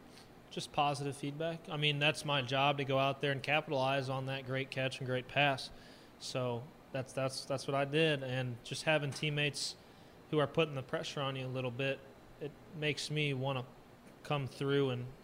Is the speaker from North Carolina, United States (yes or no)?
no; St. Louis, Missouri, United States; because when the Rams were in St. Louis, I'm from St. Louis, Greg used to help me kick.